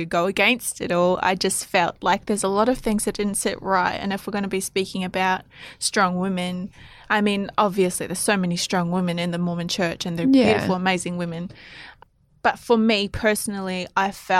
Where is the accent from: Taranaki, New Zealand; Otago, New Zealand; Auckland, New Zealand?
Auckland, New Zealand; moved away as an adult; also born or lived in Ramingining, Northern Territory, Australia; now in Australia; I was born in South Auckland